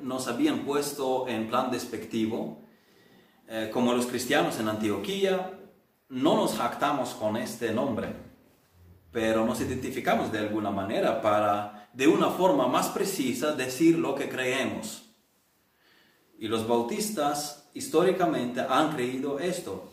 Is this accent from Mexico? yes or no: no; Ukraine; now in Spain; en la iglesia rural pentecostal en el pueblo de mis abuelos en Ucrania